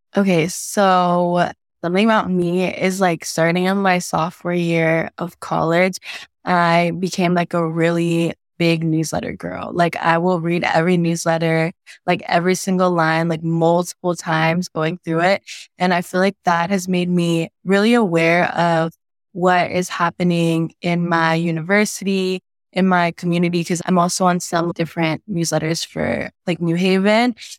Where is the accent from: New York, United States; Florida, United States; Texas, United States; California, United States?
New York, United States; I am originally from Oberst Queen, New York